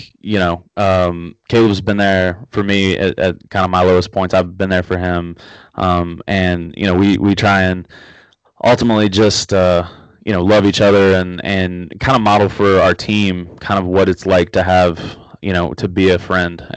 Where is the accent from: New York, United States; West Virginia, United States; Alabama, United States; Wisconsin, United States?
West Virginia, United States; Huntington; also born or lived in Florida; I grew up here in Huntington, West Virginia